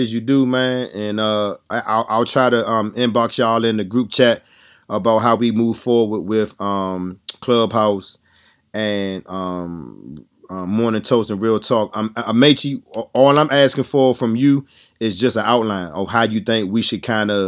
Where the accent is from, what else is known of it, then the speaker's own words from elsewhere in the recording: DMV, United States; we're from Maryland, D.C., Virginia